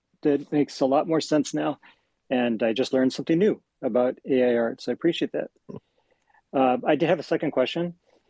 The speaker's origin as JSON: {"language": "English", "region": "Western United States", "country": "United States", "tie": "born or raised there", "said": "I grew up in West USA."}